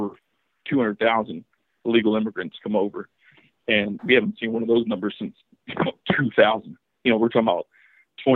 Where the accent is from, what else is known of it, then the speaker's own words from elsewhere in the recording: Kentucky, United States; I'm from Kentucky